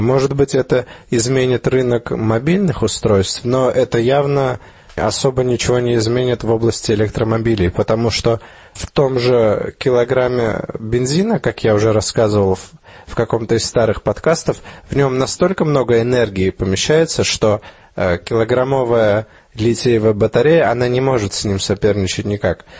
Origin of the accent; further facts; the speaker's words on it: Armenia; moved away; где я рос, в Армении